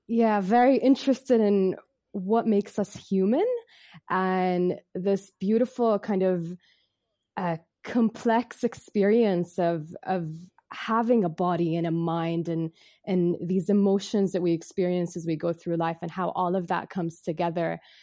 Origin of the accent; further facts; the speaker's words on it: Bahrain; I'm from Bahrain. I was born and raised here